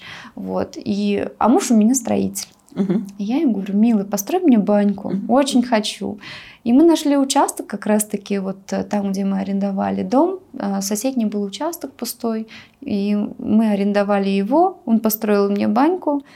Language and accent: Russian; Bashkortostan, Russia; moved away as an adult; now in Armenia; в Башкирии, откуда я родом